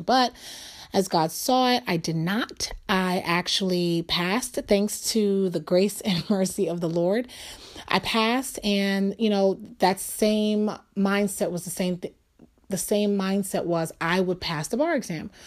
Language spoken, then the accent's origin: English; New York City, New York, United States; I'm from New York. I was born and raised there